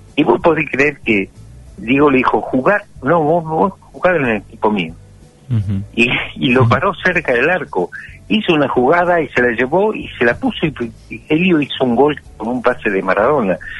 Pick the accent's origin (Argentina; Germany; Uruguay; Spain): Argentina; somos argentinos